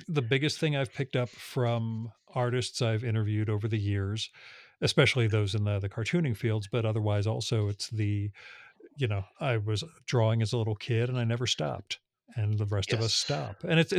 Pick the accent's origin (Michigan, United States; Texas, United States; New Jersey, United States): New Jersey, United States; born there; It's just a function of being born in Northern New Jersey in 1971.